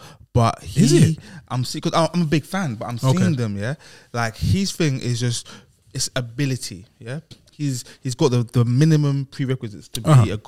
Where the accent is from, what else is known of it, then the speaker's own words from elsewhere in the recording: London, United Kingdom; I'm from South London